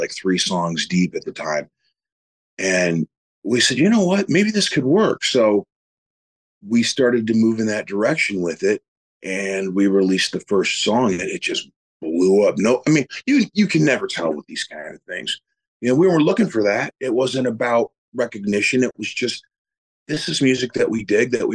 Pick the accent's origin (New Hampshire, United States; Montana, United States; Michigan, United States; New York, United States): Michigan, United States; Detroit; moved away as an adult; also born or lived in California; ever since I was a little kid growing up in Detroit